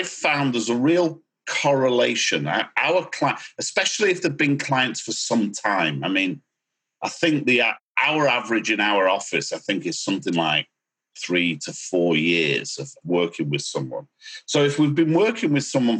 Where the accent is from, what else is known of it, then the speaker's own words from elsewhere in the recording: United Kingdom; accent: British; now in Miami, United States; you'll notice a British accent.